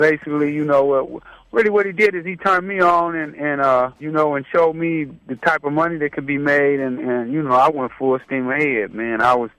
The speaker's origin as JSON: {"language": "English", "town": "Los Angeles", "region": "California", "country": "United States", "tie": "born or raised there", "said": "Right off of Vermont. I grew up on Figueroa in 87."}